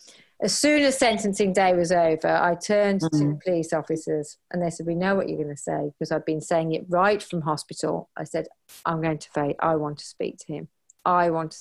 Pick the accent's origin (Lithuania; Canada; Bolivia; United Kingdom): United Kingdom; We're so British